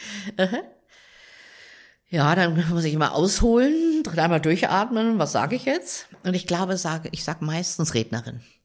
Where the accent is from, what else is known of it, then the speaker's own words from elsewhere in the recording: Rehren, Lower Saxony, Germany; now in Munich, Germany; Meine Heimat ist in der Nähe von Hannover im Weserbergland. Rehren, ein kleiner Ort in der Nähe von Rinteln an der Weser